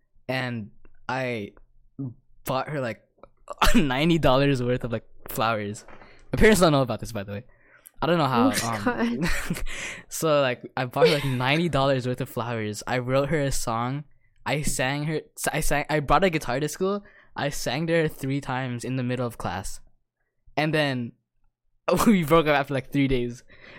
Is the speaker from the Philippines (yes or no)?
yes; Philippines; I think it's deep down. I think it's because we're Filipino.